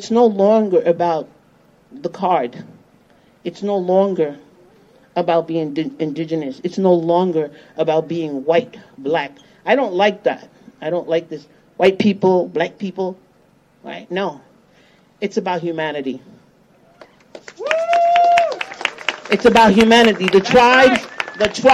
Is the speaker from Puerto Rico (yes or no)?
yes; Puerto Rico; moved away; I come from Borinquen, a.k.a. Puerto Rico